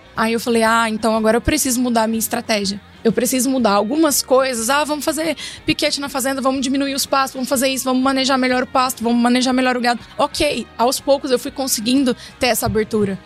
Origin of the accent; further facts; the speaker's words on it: Iturama, Minas Gerais, Brazil; accent: mineiro; moved away as an adult; also born or lived in Cuiabá / Tangará da Serra; eu sou uma mineirinha, já vão perceber pelo meu sotaque, bem arrastadinho, né? Uai. Sou uma mineirinha do Triângulo.